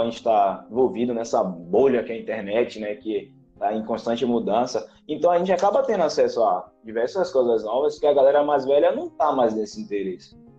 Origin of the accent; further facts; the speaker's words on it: Northeast Brazil, Brazil; a gente nasceu no Brasil, no Nordeste do Brasil